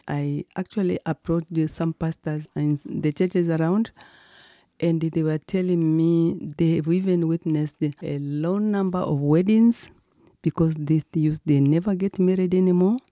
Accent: Mwika, Kilimanjaro, Tanzania; I was born in Kilimanjaro in a village called Mwika

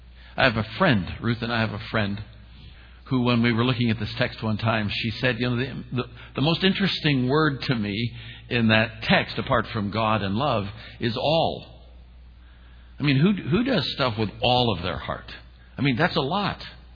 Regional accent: Oakland, California, United States; moved away as an adult; also born or lived in Alameda, California / Falls Church, Virginia; I'm a kid from East Oakland, California. I wasn't raised with money.

